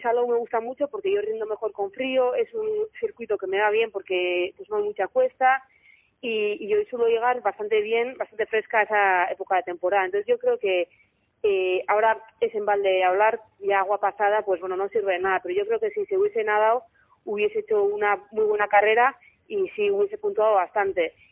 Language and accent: Spanish; Bilbao, Basque Country, Spain; now in Zumaia, Spain; yo soy de Bilbao, pero vivo aquí en Sumaya cerca de Zaraos